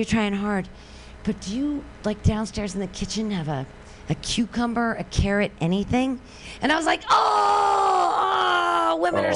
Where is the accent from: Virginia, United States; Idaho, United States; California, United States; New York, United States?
California, United States; San Francisco; I'm from San Francisco